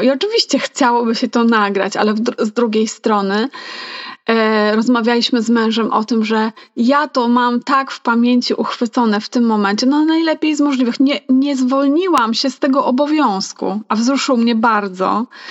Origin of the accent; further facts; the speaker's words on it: Masovian Voivodeship, Poland; Ja jestem z Mazowsza